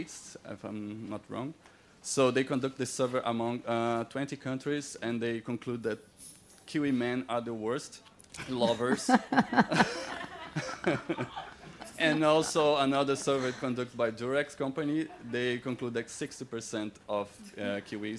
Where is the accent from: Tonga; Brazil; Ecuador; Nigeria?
Brazil; now in New Zealand; I was born and raised in Brazil